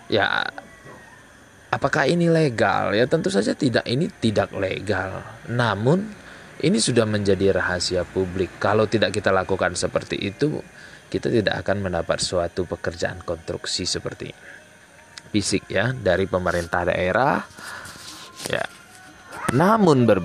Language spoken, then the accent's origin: Indonesian; Aceh, Indonesia; terutama di kabupaten saya Aceh Tenggara. Nah, jadi di tempat saya saat sekarang ini sedang dilaksanakan sebuah pesta demokrasi ya